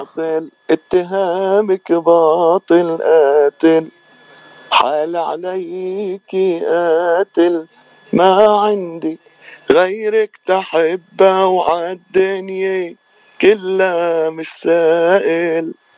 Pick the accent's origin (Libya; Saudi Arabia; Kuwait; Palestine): Palestine; moved away as an adult; also born or lived in San Francisco, United States; now in Los Angeles, United States; من فلسطين آه صار لي بالاغتراب من 2002 تقريبا 20 سنه